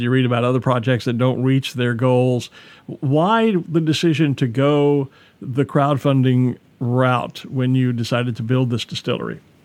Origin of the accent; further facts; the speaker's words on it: Texas, United States; Growing up in Texas in the 1970s